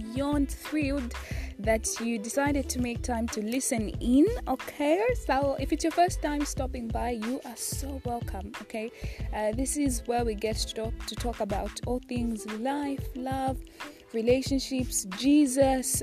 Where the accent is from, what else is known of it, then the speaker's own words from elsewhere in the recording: Zambia; I'm from Zambia, and I attend the University of Zambia